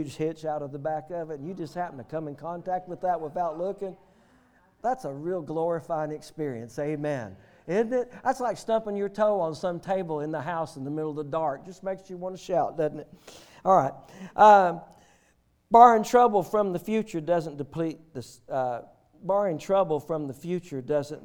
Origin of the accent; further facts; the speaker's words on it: the South, United States; we're from the South